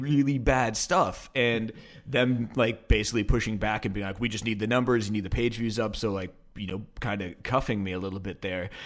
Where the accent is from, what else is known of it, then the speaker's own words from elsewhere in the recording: Portland, Oregon, United States; also born or lived in Denver, Colorado; I was born in Denver, but only lived there till I was about three, and then moved okay. uh, to Portland, Oregon